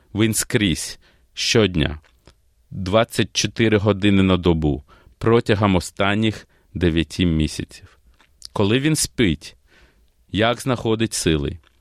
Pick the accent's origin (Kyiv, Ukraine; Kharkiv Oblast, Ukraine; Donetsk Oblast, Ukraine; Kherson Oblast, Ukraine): Kyiv, Ukraine; moved away as an adult; now in Australia; Я народився в Києві і приїхав до Австралії в 94-му